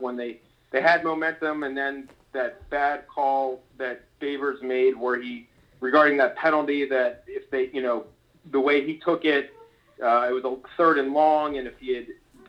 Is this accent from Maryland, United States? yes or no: yes; Baltimore, Maryland, United States; I'm from Baltimore. You know, that's my hometown